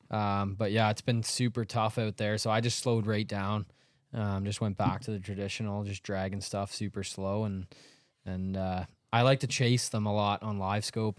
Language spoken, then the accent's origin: English; Canada; we're from Canada